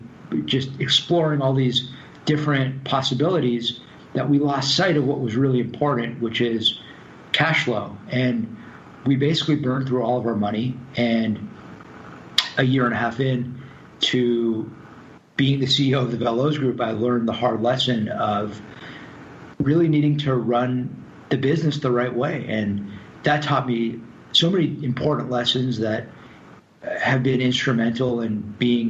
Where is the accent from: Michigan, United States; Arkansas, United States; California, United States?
California, United States; Los Angeles; moved away as an adult; also born or lived in New York; Growing up in Los Angeles, I'd never really experienced cold weather before